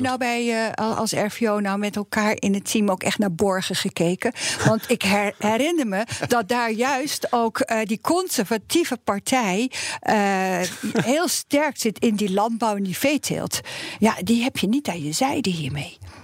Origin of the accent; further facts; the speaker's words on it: Netherlands; wij als Nederlanders